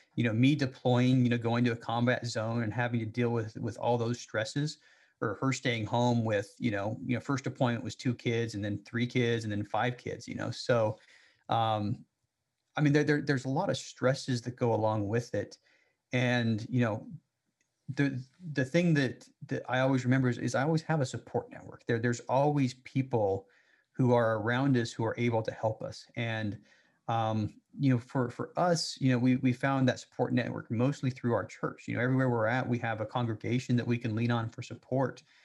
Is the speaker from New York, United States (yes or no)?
no; Salt Lake City, Utah, United States; I grew up in Salt Lake City